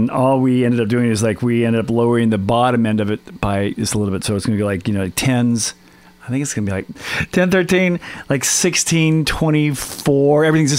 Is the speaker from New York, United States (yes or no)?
no; Auburn, Alabama, United States; also born or lived in Minnesota / North Carolina / South Georgia / Selma; Well, I'm from, I grew up in the South, you know. I grew up in South Georgia. Born in Minnesota, but I was raised in North Carolina for several years, and then we moved to South Georgia, and then Selma, Alabama